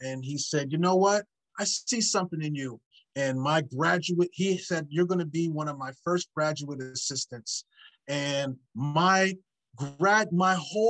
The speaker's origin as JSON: {"language": "English", "town": "Philadelphia", "region": "Pennsylvania", "country": "United States", "tie": "born or raised there", "said": "So people that I am friends with are the ones that I grew up in the Philadelphia area"}